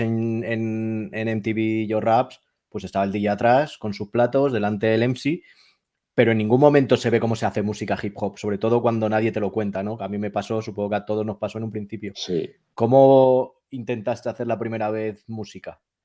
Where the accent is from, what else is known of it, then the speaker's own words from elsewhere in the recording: Madrid, Community of Madrid, Spain; yo soy de Madrid